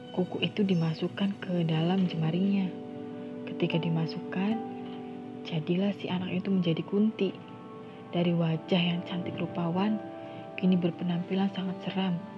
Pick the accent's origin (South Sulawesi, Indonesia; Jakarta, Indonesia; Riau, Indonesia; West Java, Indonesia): West Java, Indonesia; Indramayu; Uh, teman-teman, aku sendiri asli dari Indramayu. Ya, Indramayu dan Cirebon itu sangat dekat lah ya.